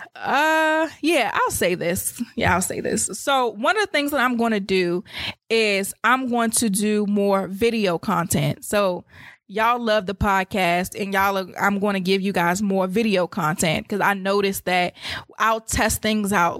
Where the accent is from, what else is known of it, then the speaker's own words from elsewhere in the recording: United States; I was born in Maryland or D C